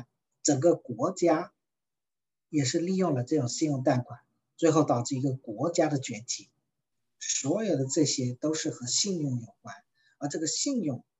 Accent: China; 因为讲起来说，我们中国人啊，往往特别害怕借钱。

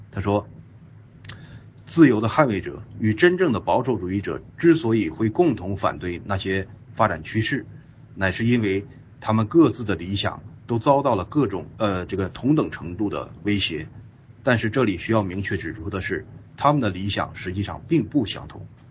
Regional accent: China; 我们中国人

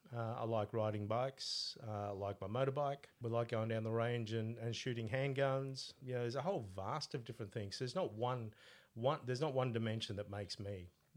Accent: Sicily, Italy; born there; I was born in Sicily, in Italy.

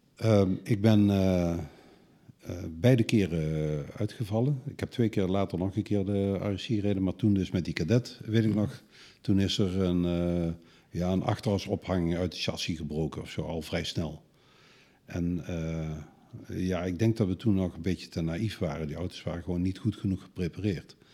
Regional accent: Netherlands; als Hollander

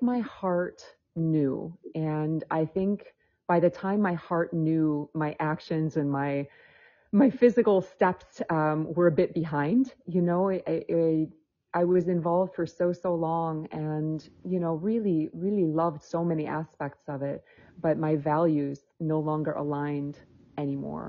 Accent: Michigan, United States; moved away; also born or lived in Spain; I was born in Michigan, and I'm actually living back in Michigan right now

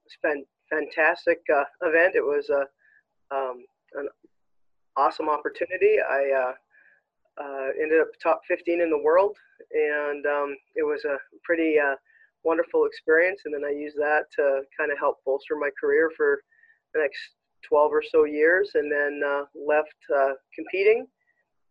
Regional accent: Regina, Saskatchewan, Canada; moved away as an adult; now in Edmonton, Canada; I was born and raised in Regina

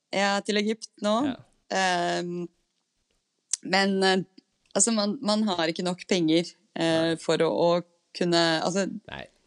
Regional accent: Norway

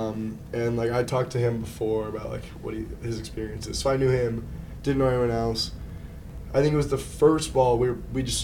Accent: Newport Beach, California, United States; moved away as an adult; now in New York City, United States; Zach and I we're both from California

